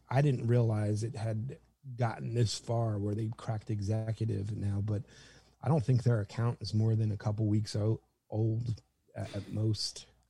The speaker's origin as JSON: {"language": "English", "region": "New Jersey", "country": "United States", "moved": "yes", "lives_now": "Austin, United States", "said": "I'm from the East Coast, New Jersey"}